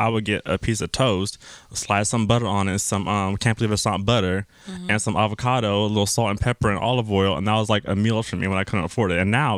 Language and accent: English; Southern California, United States; But I'm a California boy.